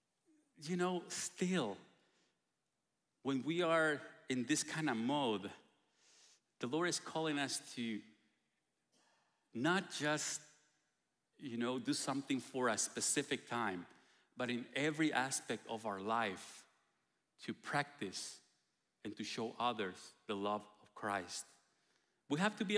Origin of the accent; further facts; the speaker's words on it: Guatemala; moved away; we're coming from Guatemala